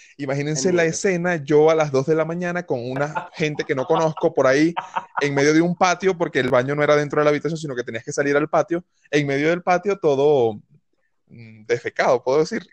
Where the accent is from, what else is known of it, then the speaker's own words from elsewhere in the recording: Venezuela; moved away as an adult; decidí salir de Venezuela